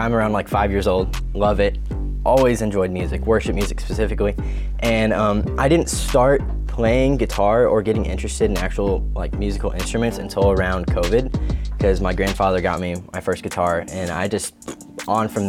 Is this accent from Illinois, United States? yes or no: yes; Illinois, United States; also born or lived in El Paso, Texas; now in Missouri, United States; my hometown's from there and all my family.